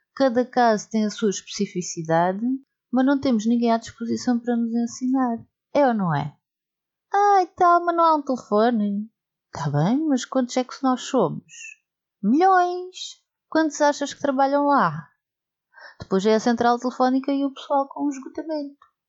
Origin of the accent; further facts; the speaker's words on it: Portugal; porque somos portugueses